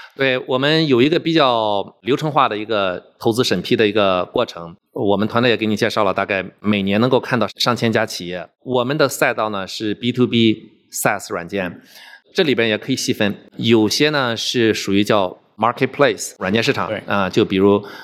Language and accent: Chinese; Zibo, Shandong, China; moved away as an adult; also born or lived in Jinan; now in Houston, United States; 我是出生在山东，在山东长大，初中的时候去了济南，在济南读的初中和高中，然后在山东大学学的计算机科学专业